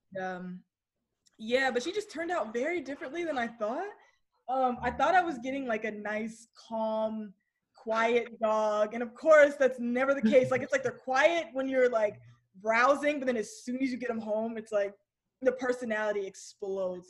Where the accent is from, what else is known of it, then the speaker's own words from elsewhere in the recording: Kennesaw, Georgia, United States; also born or lived in Virginia / San Diego; I was born in Virginia, but I I don't claim it because we moved to Georgia when I was one